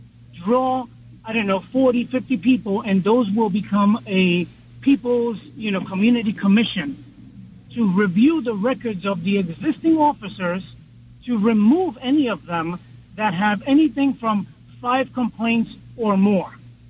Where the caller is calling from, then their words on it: Bergenfield, New Jersey, United States; I'm currently calling from Bergenfield, New Jersey.